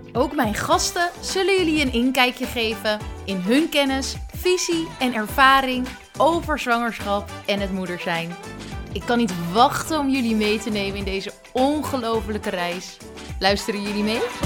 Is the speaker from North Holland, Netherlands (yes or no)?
yes; Badhoevedorp, North Holland, Netherlands; also born or lived in Amsterdam; bij mijn ouders in de straat in Badverdorp. Waar ik ben opgegroeid.